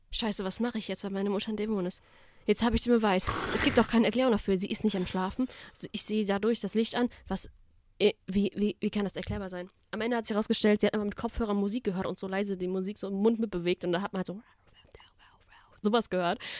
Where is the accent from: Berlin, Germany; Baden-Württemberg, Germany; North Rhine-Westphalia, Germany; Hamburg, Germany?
Baden-Württemberg, Germany; So, ich komme aus dem Black Forest.